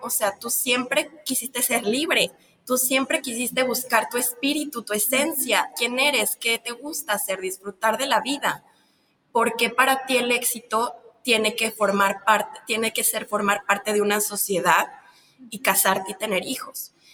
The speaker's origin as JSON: {"language": "Spanish", "country": "Mexico", "said": "Yo soy de un país de Latinoamérica, de México, donde el machismo está muy fuerte"}